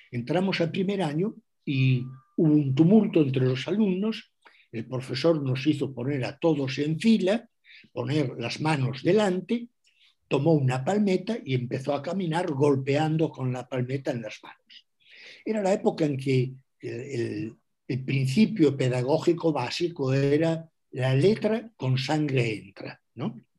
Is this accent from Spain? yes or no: yes; Galicia, Spain; first language gl; Spanish is a second language; mi primera lengua, mi lengua materna, eh, es el gallego. Y después de aprender gallego y hablar gallego, tuve que aprender castellano.